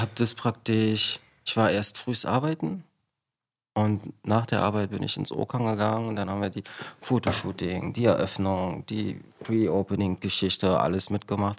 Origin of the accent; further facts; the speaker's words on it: Berlin, Germany; ich komme ähm, aus Ostberlin